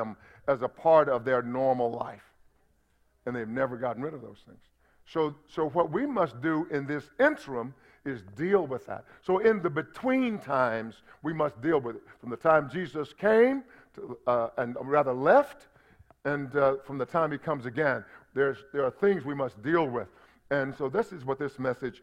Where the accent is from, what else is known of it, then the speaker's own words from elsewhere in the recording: United States; I'm an American because I was born in America